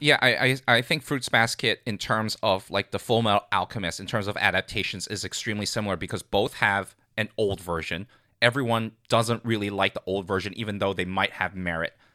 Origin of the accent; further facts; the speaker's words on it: Hong Kong; moved away; I grew up in Hong Kong